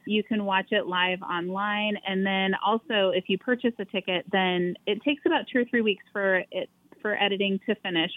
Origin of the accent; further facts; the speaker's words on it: Oregon, United States; moved away as an adult; now in Big Lake, United States; we're originally from Oregon